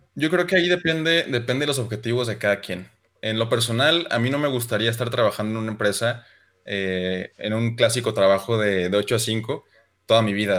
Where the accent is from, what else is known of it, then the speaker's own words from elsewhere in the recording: Chihuahua, Mexico; soy de Chihuahua